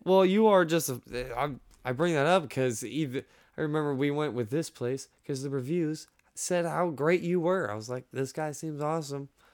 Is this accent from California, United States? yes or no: no; Orlando, Florida, United States; I'm from Orlando, Florida